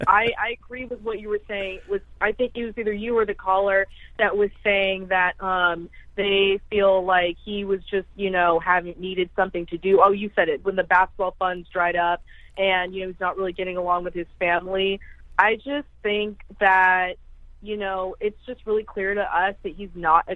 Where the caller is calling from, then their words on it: San Francisco Bay Area, California, United States; I'm calling you guys from San Francisco Bay Area, California.